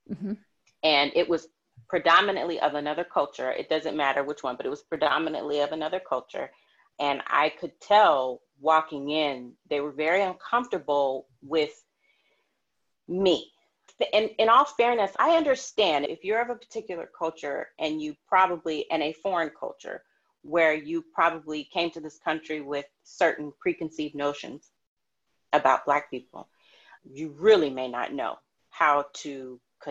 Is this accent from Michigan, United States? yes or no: no; Los Angeles, California, United States; I'm from LA, I was also raised during the LA riots. And I was 10 or 11 years old